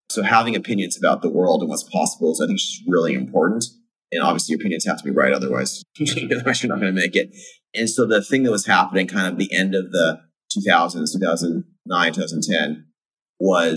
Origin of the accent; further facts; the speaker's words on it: Fremont, California, United States; I grew up in Fremont, California, decidedly middle class